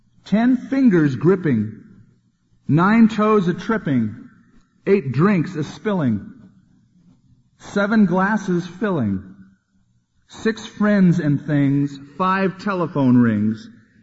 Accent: California, United States; When I grew up in California, I had a neighbor who had this scene on their front lawn, life-size, with light bulbs inside, and they glowed.

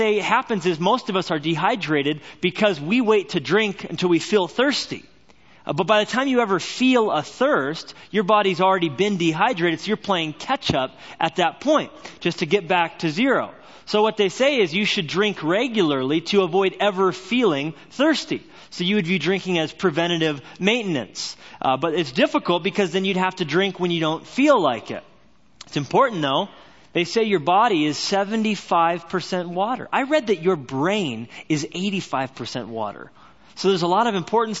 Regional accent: Albuquerque, New Mexico, United States; born or raised there; also born or lived in Orange County, California; now in Whitefish, Montana, United States

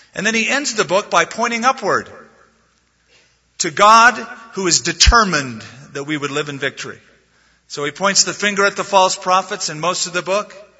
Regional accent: United States; we're Americans

